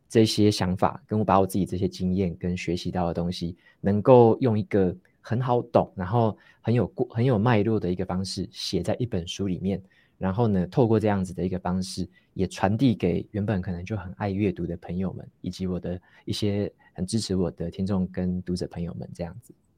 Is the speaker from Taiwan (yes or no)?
yes; Taitung, Taitung County, Taiwan; moved away as an adult; also born or lived in Taoyuan / Taipei; now in Hsinchu, Taiwan; 我是，我是从台东，就是我小时候是在台东长大嗯，嗯哼，然后嗯。从台东，应该说读到高中都是在台东读